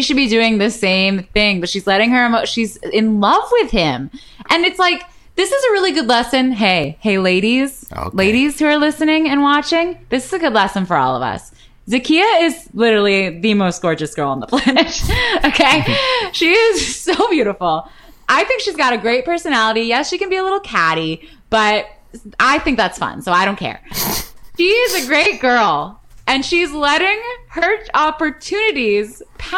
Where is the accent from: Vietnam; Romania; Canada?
Canada; now in United States; as a Canadian